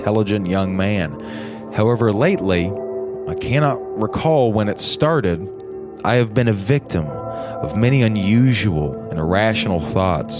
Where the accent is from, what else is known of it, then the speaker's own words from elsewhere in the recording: the South, United States; We're from the South